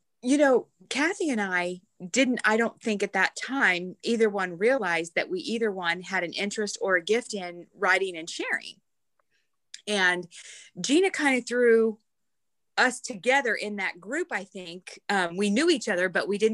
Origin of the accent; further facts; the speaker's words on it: Illinois, United States; now in Georgia, United States; back in Illinois, but that is my hometown